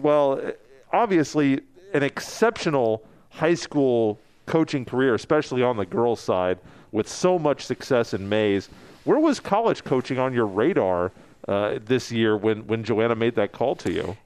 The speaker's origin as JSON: {"language": "English", "town": "Topeka", "region": "Kansas", "country": "United States", "tie": "born or raised there", "also_born_or_lived": "Lawrence", "said": "I grew up in Topeka"}